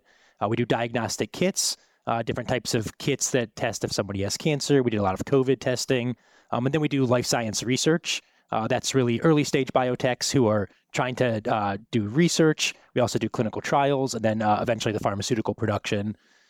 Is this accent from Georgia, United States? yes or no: no; Ohio, United States; also born or lived in Wisconsin / Minnesota; I'm from the Midwest. I was born in Wisconsin. I lived in Minnesota. I grew up in Ohio.